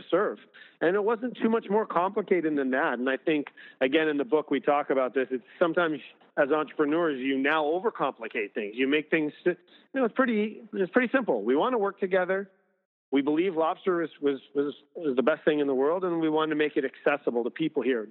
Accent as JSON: {"language": "English", "region": "Maine", "country": "United States", "tie": "born or raised there", "moved": "yes"}